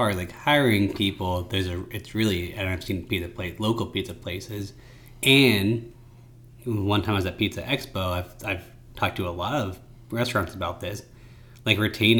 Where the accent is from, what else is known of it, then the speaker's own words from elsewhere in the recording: United States; I'm an American.